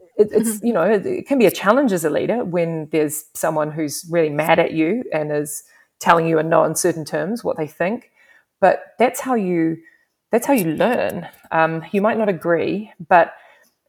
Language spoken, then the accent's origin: English; New Zealand; also born or lived in England; now in Canada; the New Zealand, you know, I come from a different country